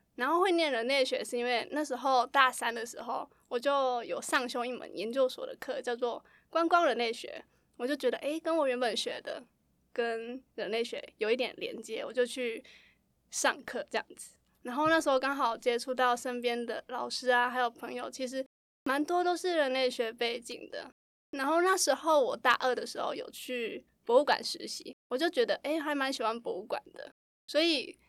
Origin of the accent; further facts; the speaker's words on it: Douliu, Yunlin County, Taiwan; moved away as an adult; now in Taipei, Taiwan; 我的家乡是在斗六，其实斗六是云林算是比较繁华一点的地方